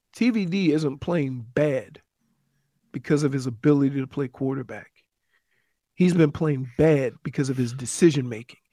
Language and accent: English; New Orleans, Louisiana, United States; moved away; my hometown team, the Saints